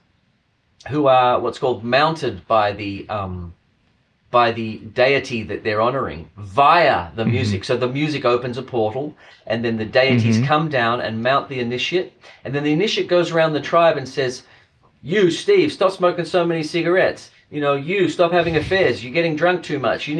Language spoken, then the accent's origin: English; Australia; I come from Australia